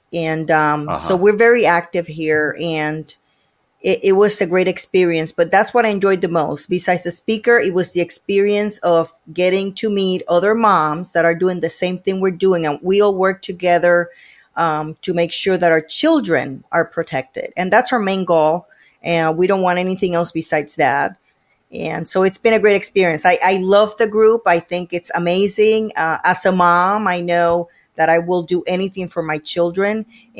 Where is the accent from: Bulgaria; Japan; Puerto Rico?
Puerto Rico; now in United States; Puerto Rico. I moved here 20 years ago.